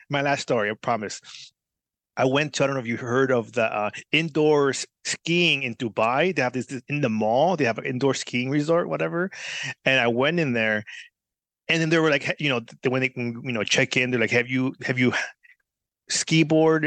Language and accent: English; California, United States; I grew up like in California